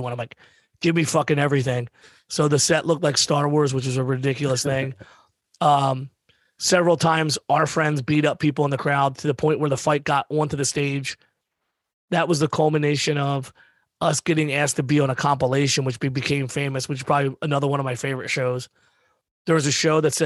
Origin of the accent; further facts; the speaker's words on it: Pennsylvania, United States; we're all from Pennsylvania